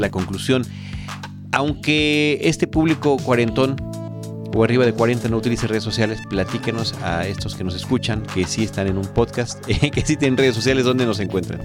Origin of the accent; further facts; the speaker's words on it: Campeche, Mexico; now in Mexico City, Mexico; de mi tierra, que es Campeche